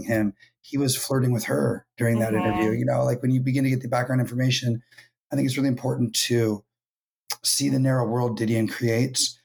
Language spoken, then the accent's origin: English; San Jose and Sacramento, California, United States; I'm from San Jose and Sacramento, California